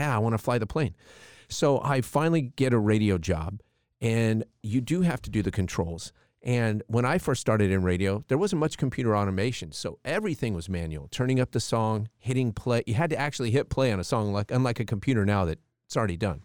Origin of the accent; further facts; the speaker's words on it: Palm Springs, California, United States; We grew up in Palm Springs, California